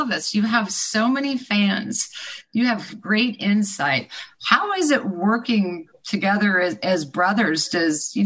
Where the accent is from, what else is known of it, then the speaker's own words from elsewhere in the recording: Midwest, United States; I grew up in the Midwest